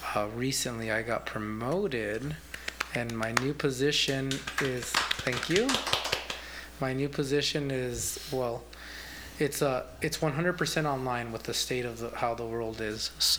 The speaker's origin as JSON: {"language": "English", "region": "Colorado", "country": "United States", "tie": "born or raised there", "also_born_or_lived": "California", "moved": "as an adult", "lives_now": "Tucson, United States", "said": "Yeah, well, my family is there, and I grew up there. So I was born in California, but we moved to Colorado when I was 5."}